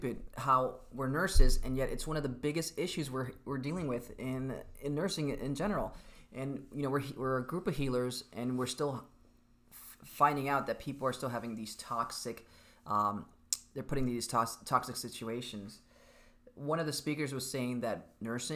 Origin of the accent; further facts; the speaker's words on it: Miami, Florida, United States; I'm from Miami